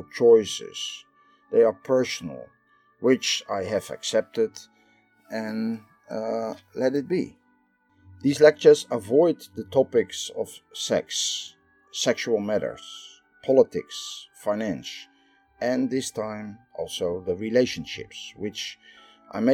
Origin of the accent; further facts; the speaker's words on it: Netherlands; I am from the Netherlands